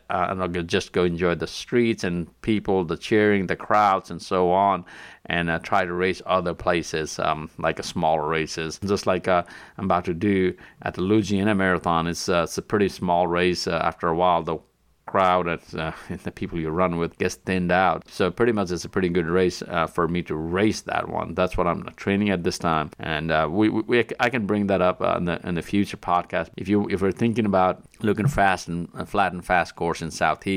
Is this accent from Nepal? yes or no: yes; Nepal; moved away; I'm originally from Nepal